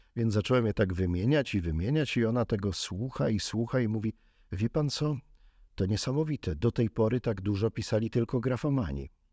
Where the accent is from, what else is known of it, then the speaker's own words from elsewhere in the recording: Kraków, Lesser Poland, Poland; Ja jestem z Krakowa